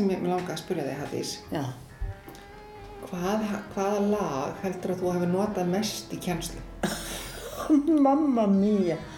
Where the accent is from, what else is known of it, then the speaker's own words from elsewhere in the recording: Hjalteyri, Northeastern Region, Iceland; also born or lived in Laugar; Ég kem frá Hjalteri sem er pínulítið